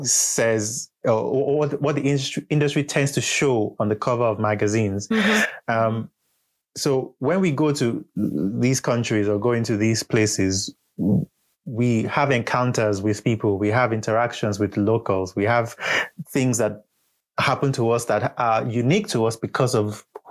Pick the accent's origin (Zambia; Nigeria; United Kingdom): Nigeria; Who was able to identify with me as a Nigerian